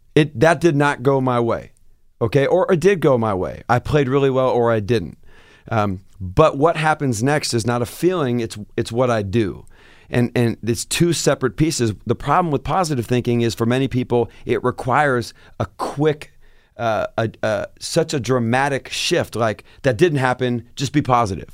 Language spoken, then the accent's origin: English; Seattle, Washington, United States; moved away as an adult